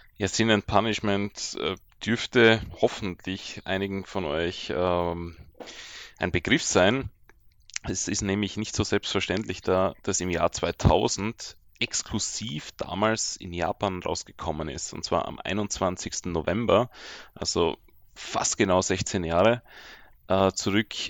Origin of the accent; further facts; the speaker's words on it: Austria; ich bin ja als Österreicher